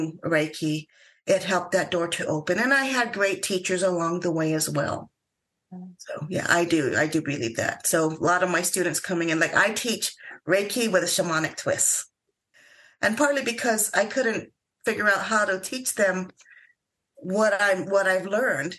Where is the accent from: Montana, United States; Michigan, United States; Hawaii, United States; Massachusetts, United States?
Hawaii, United States; I grew up in Hawaii